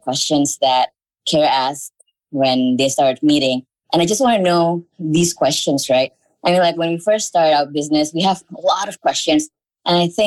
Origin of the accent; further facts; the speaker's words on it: Indonesia; I'm from Indonesia